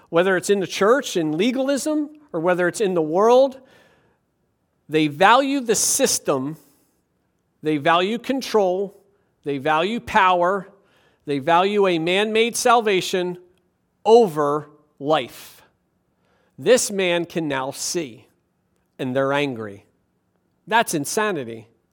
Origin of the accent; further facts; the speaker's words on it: Levittown, Pennsylvania, United States; the town over from my hometown in Levittown, Pennsylvania